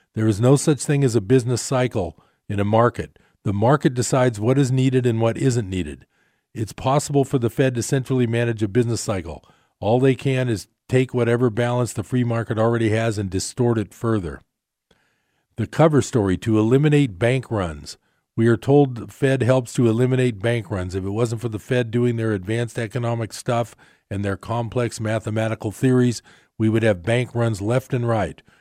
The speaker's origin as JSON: {"language": "English", "area": "East Bay", "region": "California", "country": "United States", "said": "we came from the East Bay"}